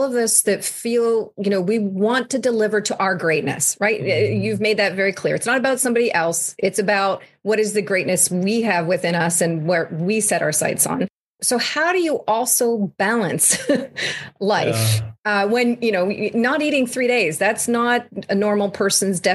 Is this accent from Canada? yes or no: yes; Canada; I'm Canadian born